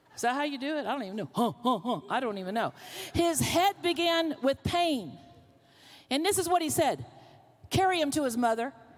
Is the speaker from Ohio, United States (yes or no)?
no; Florida, United States; moved away as an adult; also born or lived in Pennsylvania; now in Oklahoma, United States; I'm from the South. I was born in Pennsylvania, but I was raised in Florida